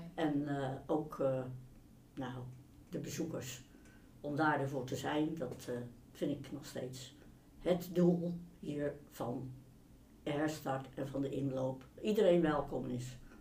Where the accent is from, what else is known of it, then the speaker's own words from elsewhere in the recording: Rotterdam, South Holland, Netherlands; Ik ben opgegroeid in Rotterdam